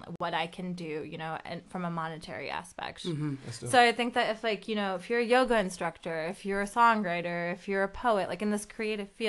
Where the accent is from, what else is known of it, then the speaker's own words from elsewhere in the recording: Detroit, Michigan, United States; first language Urdu; English is a second language; also born or lived in Pakistan; I came here when I was about like 3 months old. We were living in Detroit